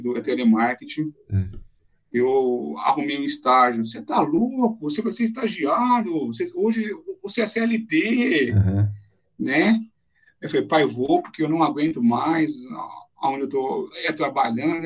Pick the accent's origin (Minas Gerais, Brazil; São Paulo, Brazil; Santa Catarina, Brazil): São Paulo, Brazil; São José do Rio Pardo; moved away as an adult; now in São Paulo, Brazil; Eu sou de São José do Rio Pardo, Caramba. interior de São Paulo. Uhum. É, nasci lá, vim para São Paulo